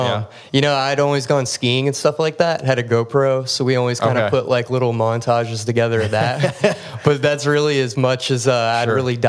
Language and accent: English; Frankfort, Kentucky, United States; now in Lexington, United States; I'm from Frankfort, Kentucky